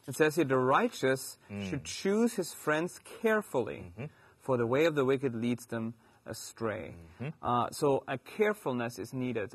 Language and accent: English; Germany; accent: German; moved away